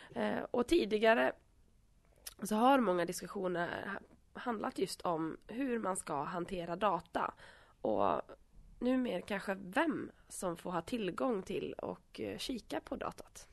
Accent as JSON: {"language": "Swedish", "region": "Åland", "country": "Åland Islands", "tie": "born or raised there", "moved": "yes", "lives_now": "Vimmerby, Sweden", "said": "jag kommer från Finland. Jag är tvåspråkig och uppvuxen på Åland"}